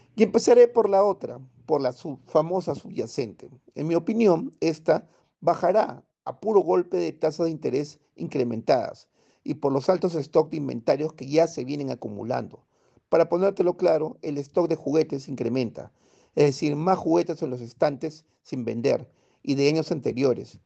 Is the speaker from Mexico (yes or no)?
no; Peru; Vamos, peruanos, lo volveremos a hacer